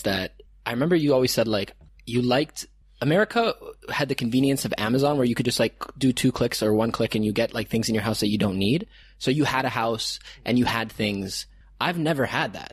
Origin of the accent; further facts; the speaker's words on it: Toronto, Ontario, Canada; moved away as an adult; now in Chiang Mai, Thailand; growing up in Canada